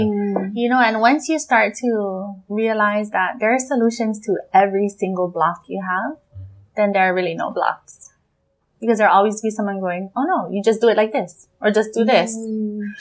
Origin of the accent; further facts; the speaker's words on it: Hawaii, United States; here in Hawaii